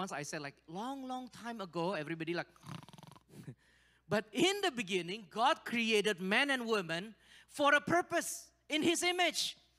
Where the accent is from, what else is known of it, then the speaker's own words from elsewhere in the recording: Kirkland, Washington, United States; now in Indonesia; It's different from Seattle. You know, I came from Kirkland. I can map it.